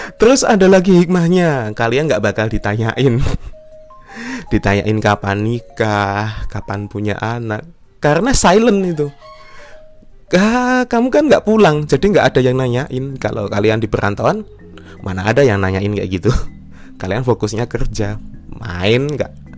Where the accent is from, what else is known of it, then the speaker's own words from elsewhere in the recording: Yogyakarta Regency, Special Region of Yogyakarta, Indonesia; Sini Jogja Kabupaten